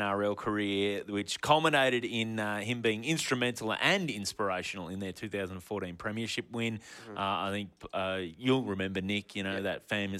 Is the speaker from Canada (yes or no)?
no; New Zealand; I'm from New Zealand.